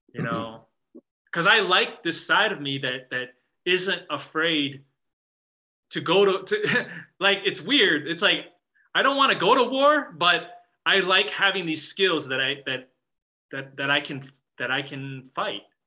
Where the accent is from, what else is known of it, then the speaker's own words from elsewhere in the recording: Midwest, United States; growing up in the Midwest as a Chinese American